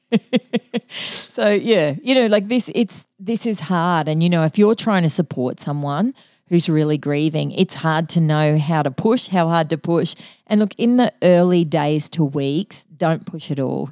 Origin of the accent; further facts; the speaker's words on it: Mackay, Queensland, Australia; I grew up in Mackay and, uh, my, part of my cultural heritage is M-, Maltese.